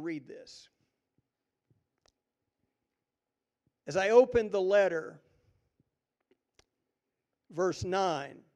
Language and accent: English; Jefferson City, Missouri, United States; I grew up on the Missouri River in Jefferson City, Missouri.